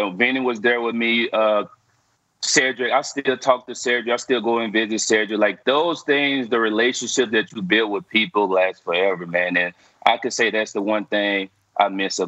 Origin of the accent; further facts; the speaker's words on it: North Louisiana, United States; I'm from North Louisiana, so half the people in my hometown are Cowboy fans